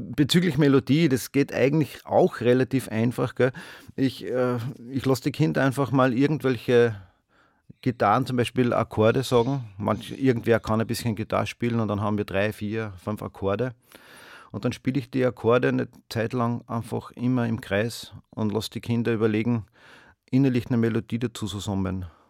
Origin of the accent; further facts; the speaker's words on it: Steyr, Upper Austria, Austria; ich bin ja aus Steyr. Steyr ist eine Stadt in Oberösterreich.